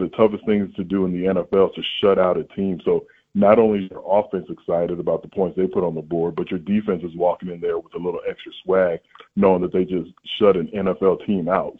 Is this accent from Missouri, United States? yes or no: no; San Antonio, Texas, United States; I grew up in San Antonio